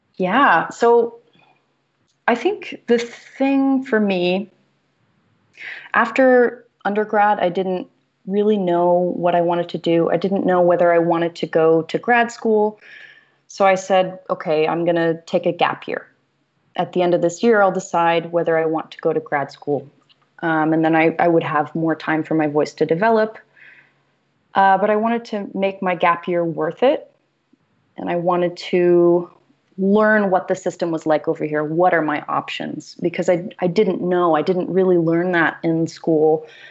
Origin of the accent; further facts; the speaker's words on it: Greensboro, North Carolina, United States; moved away; I didn't have opera in my hometown. Um, I'm from Greensboro, North Carolina.